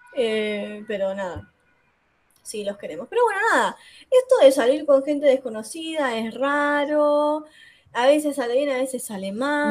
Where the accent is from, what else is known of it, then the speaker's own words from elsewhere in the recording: Wilde, Buenos Aires Province, Argentina; yo soy acá de Wilde